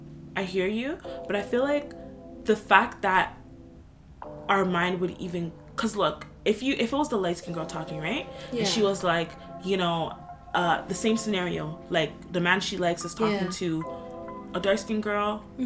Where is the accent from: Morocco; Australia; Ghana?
Ghana; me being dark-skinned, me being a woman, me being Ghanaian, like, every single thing has to do with that.